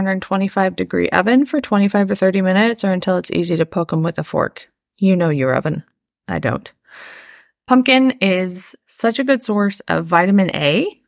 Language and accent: English; Midwest, United States; As a Midwesterner